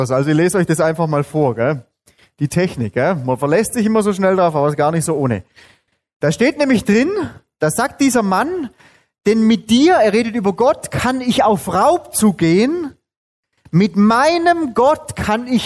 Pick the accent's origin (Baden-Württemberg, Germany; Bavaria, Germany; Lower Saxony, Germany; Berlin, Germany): Baden-Württemberg, Germany; Bin aufgewachsen auch in Süddeutschland, genauso wie ihr, allerdings nicht in Bayern, sondern in Baden-Württemberg.